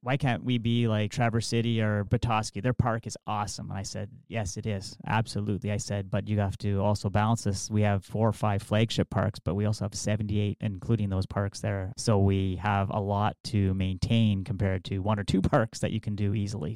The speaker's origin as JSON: {"language": "English", "town": "Sault Ste. Marie", "region": "Ontario", "country": "Canada", "tie": "born or raised there", "said": "I grew up in the West End, attended Ardmore Public School, went on to Cora Collegiate"}